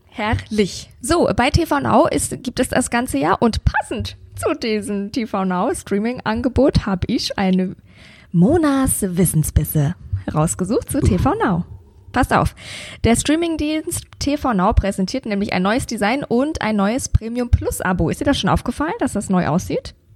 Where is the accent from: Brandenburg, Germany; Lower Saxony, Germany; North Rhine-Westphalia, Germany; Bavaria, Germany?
Bavaria, Germany; bei uns in Bayern